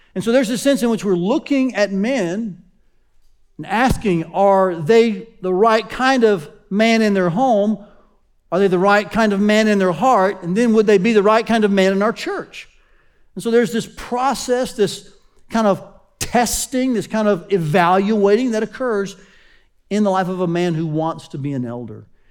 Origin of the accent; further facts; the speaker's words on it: Chattanooga, Tennessee, United States; Growing up in Chattanooga, Tennessee, um, my pastor's name was Doctor Lee Robertson.